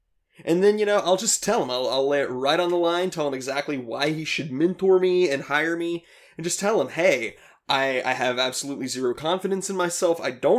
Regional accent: Ohio, United States; now in Los Angeles, United States; Well, I moved out to Los Angeles here.

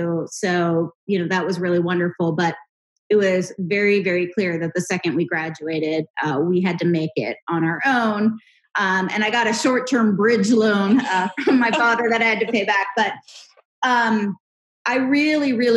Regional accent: Pittsburgh, Pennsylvania, United States; I was born and raised in Pittsburgh, Pennsylvania.

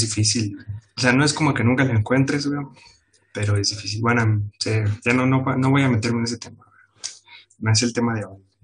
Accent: Puebla, Mexico; estoy en Puebla

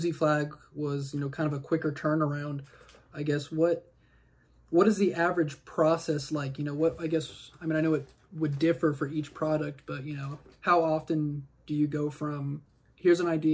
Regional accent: Kansas, United States; I'm from Kansas, so there's not, you know, as huge of a, I guess, hip-hop scene here

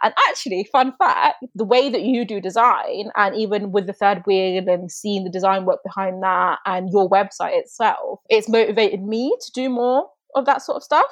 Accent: Coventry, West Midlands, United Kingdom; I'm from Coventry

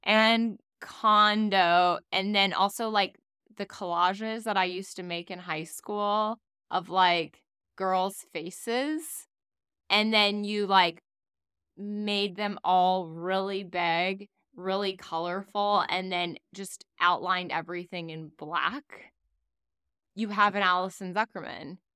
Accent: South Florida, United States; also born or lived in Miami; I grew up in South Florida.

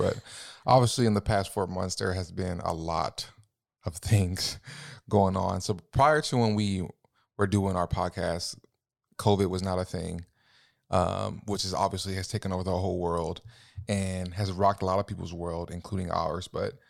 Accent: Los Angeles, California, United States; I think growing up in LA, like I'm originally from Los Angeles, California, as most of you guys know, and I've grew up around police brutality and the whole nine yards

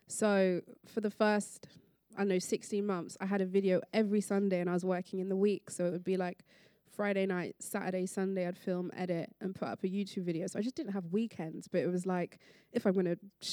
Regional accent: London, United Kingdom; growing up in London, in a city, I was never on a farm.

